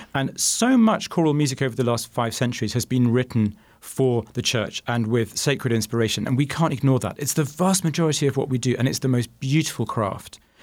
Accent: United Kingdom; now in Phoenix, United States; as a Brit

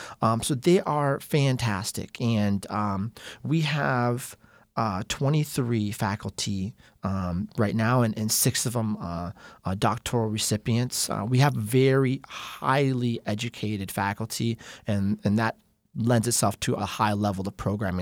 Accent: Phoenix, Arizona, United States; also born or lived in California; I was born in Northern California, but I consider Phoenix my home because we moved here when I was such a young child.

